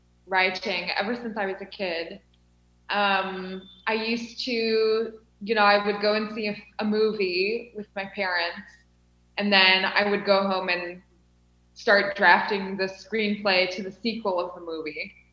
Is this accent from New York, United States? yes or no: no; Illinois, United States; moved away as an adult; now in Cape Town, South Africa; Yes, I'm from Illinois.